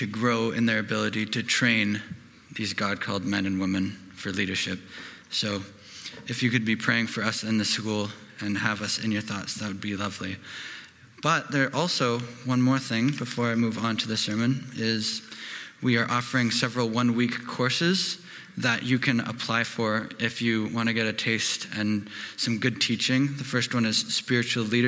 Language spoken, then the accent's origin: English; Cochrane, Alberta, Canada; I'm from Cochrane.